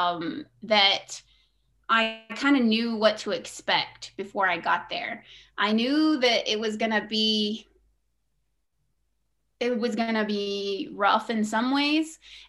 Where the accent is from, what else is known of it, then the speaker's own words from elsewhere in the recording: Oklahoma, United States; also born or lived in Flagstaff, Arizona / Carnegie, Oklahoma / Anadarko, Oklahoma; we really planted in Oklahoma and stayed put and just stayed there. And, it was a typical Oki childhood